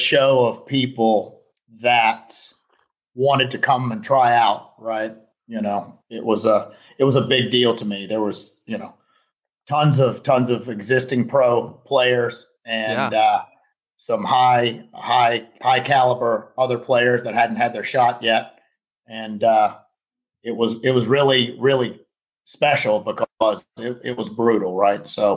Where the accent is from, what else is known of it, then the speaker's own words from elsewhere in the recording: Fort Myers, Florida, United States; also born or lived in Kentucky; I'm in Fort Myers, Florida, in my hometown